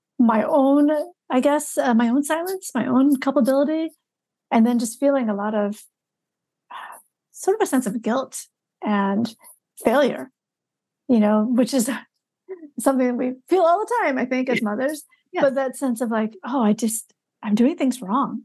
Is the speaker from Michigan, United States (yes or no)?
yes; Michigan, United States; a memoir almost 15 years ago now called Stealing Buddha's Dinner that was about, you know, growing up in Michigan